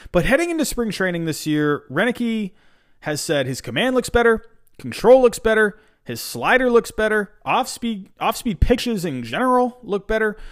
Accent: Massachusetts, United States; also born or lived in England; I was born in England. I moved to Massachusetts when I was seven years old.

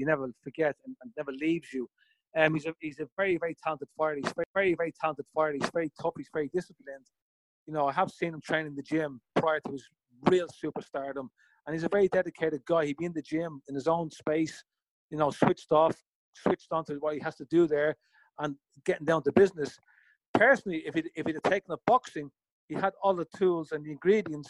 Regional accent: Ireland; I'm an Irishman

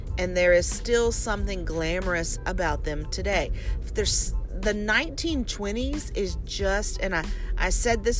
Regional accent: Louisiana, United States; now in Texas, United States; Louisiana, my home state. And then the place where I live now in Texas

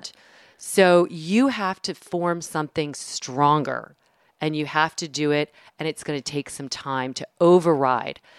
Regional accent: the South, United States; I'm from the South

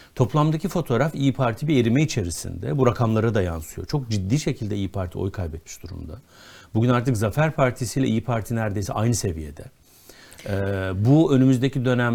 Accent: Konya, Turkey; Konyalı olmakla hiçbir sorunum yok. Çok da severim şehrimi.

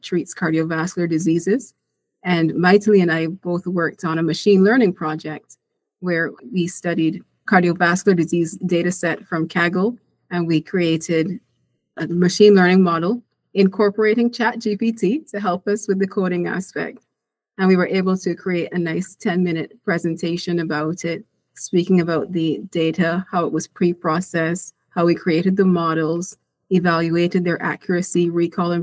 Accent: Barbados; moved away as an adult; now in United States; I'm a physician from Barbados, an island in the Caribbean. I went to medical school there and then came to the U.S. for residency

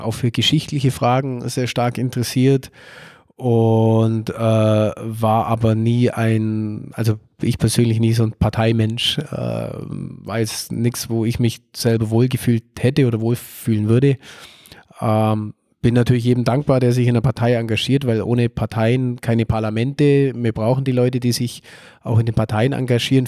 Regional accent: Nördlingen, Bavaria, Germany; 1982 in Nördlingen geboren und seit drei Jahren, seit der Kommunalwahl 2020, darf ich Oberbürgermeister meiner Heimatstadt sein

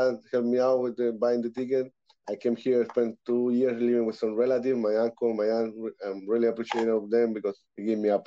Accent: Santiago, Santiago Metropolitan Region, Chile; moved away as an adult; now in Canada; I'm from born and raised in Santiago, Chile, South America. I'm now living in Canada

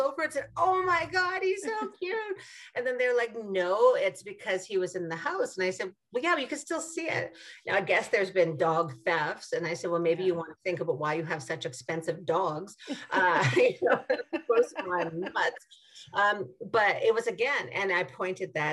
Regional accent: Saskatchewan, Canada; I'm from Saskatchewan

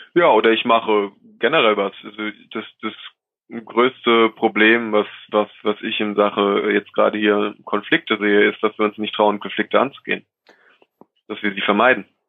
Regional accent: Rhineland-Palatinate, Germany; ich komme aus der Pfalz

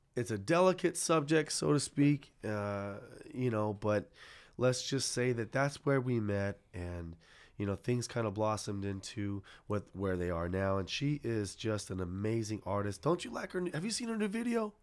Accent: San Jose, California, United States; I'm born and raised McKee and King, Eastside San Jose.

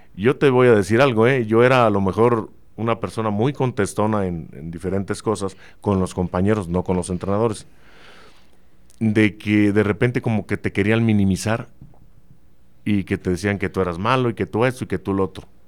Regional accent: Celaya, Guanajuato, Mexico; born or raised there

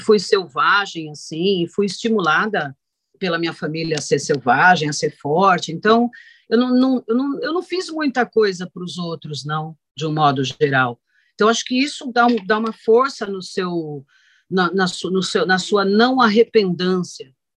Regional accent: Brazil

